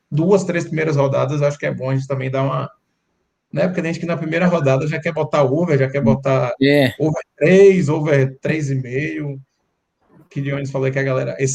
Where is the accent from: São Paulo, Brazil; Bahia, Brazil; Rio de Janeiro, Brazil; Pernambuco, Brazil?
Bahia, Brazil; Salvador; E como eu sou daqui, eu sou de Salvador